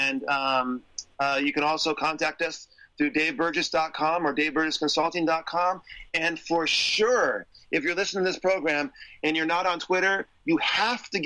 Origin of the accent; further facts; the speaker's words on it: San Diego, California, United States; I'm from San Diego